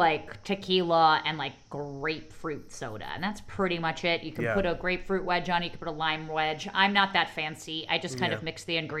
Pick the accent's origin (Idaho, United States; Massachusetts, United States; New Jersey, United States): New Jersey, United States; Montclair; my hometown of Montclair, New Jersey